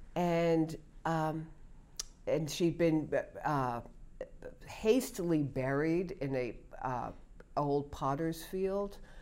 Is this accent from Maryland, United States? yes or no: no; New York, United States; moved away as an adult; also born or lived in Stamford, Connecticut; I grew up in New York